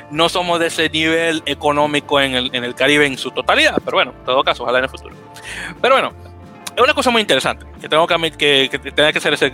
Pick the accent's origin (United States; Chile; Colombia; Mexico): United States; New York City, New York; yo soy del Blue porque soy de la ciudad, no soy de esa parte, que está en la parte norte ya llegando en el, condado de Westchester, que ya está fuera la ciudad de Nueva York